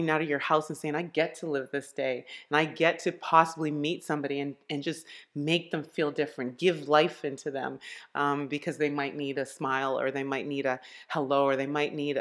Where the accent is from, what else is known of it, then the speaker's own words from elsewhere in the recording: Montreal, Quebec, Canada; also born or lived in Ottawa, Canada; I was born in Ottawa. We moved to Montreal in 1978.